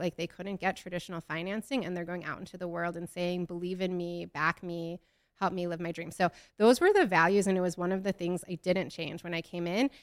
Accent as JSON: {"language": "English", "region": "Midwest", "country": "United States", "said": "I'm from the Midwest"}